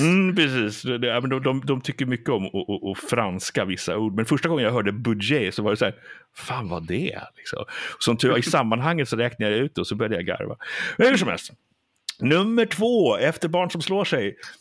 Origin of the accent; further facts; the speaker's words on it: Sweden; Jag är ju svensk då, gift med en amerikanska och vi svenskar